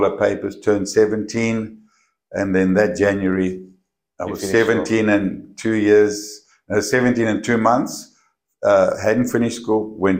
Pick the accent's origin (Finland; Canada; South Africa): South Africa; Johannesburg, Gauteng; first language English; moved away as an adult; now in Australia; I grew up in Johannesburg.